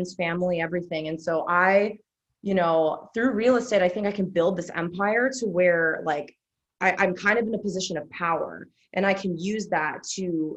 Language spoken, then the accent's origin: English; Chicago, Illinois, United States; now in Indianapolis, United States; I'm from Chicago, so I like a big city